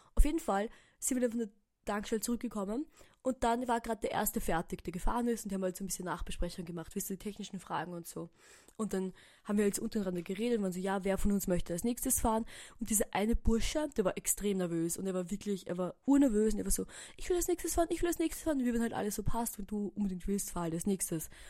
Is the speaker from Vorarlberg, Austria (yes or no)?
no; Burgenland, Austria; moved away as an adult; now in Vienna, Austria; ich bin jetzt im Burgenland heute und ich bin aus dem Burgenland